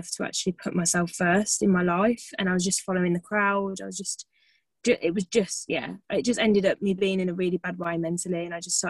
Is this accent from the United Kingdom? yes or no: yes; Birmingham, West Midlands, United Kingdom; moved away as an adult; I'm from the UK, I'm from Birmingham, if you can't tell from my lovely accent